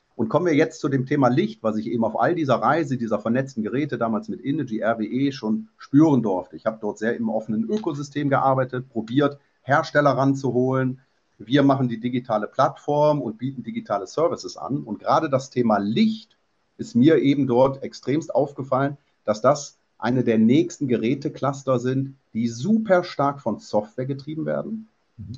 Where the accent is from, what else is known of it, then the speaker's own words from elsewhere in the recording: Mönchengladbach, North Rhine-Westphalia, Germany; moved away as an adult; Ich bin gebürtig, zwar mit 19 schon weg, Mönchengladbacher